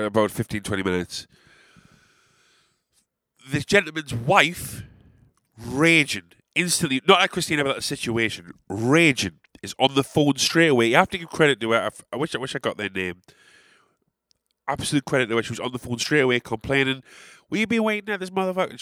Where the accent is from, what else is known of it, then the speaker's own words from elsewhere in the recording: England, United Kingdom; as an Englishman